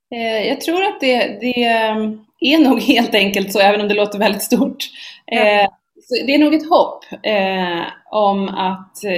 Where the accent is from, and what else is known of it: Sweden